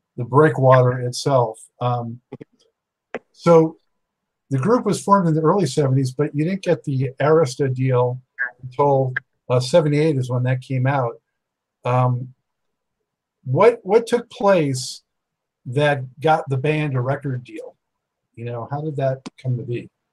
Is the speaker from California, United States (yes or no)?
yes; Los Angeles, California, United States; I was born and raised in Los Angeles